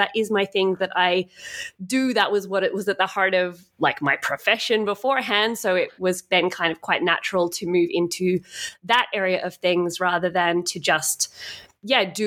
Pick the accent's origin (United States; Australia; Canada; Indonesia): Australia; moved away as an adult; also born or lived in Europe; So I'm from Australia originally, and 5 years ago I traveled over to Europe